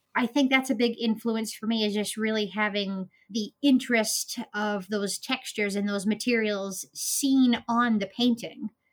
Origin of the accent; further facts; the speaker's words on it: Maine, United States; also born or lived in Florida; I was born and raised in Maine. Um, I lived down in Florida for a few years, but I'm now back in Maine.